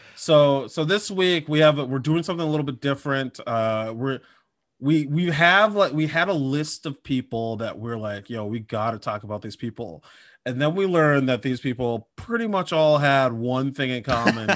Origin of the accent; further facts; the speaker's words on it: Minnesota, United States; I'm from Minnesota